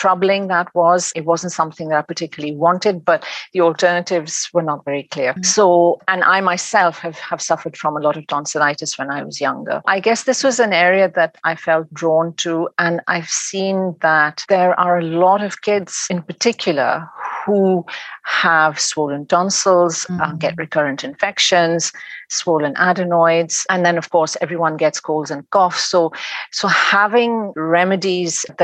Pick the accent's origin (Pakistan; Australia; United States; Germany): Pakistan; moved away as an adult; now in England, United Kingdom; I'm originally from Pakistan, and I came to England to go to university, and then I got married and stayed on in England.